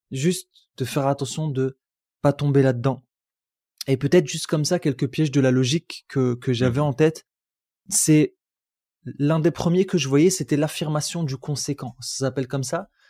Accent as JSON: {"language": "French", "country": "France", "moved": "yes", "lives_now": "United States", "said": "vous venez de France"}